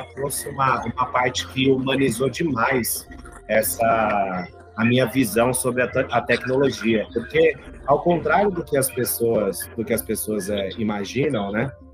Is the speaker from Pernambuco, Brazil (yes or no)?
no; São Paulo, Brazil; Eu, eu nasci aqui em São Paulo